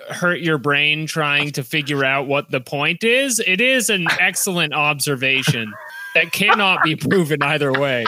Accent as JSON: {"language": "English", "town": "Boston", "region": "Massachusetts", "country": "United States", "said": "I'm from Boston."}